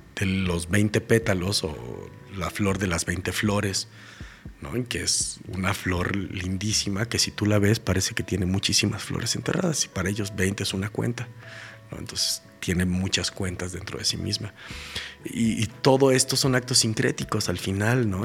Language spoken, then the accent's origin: Spanish; Mexico; como mexicanos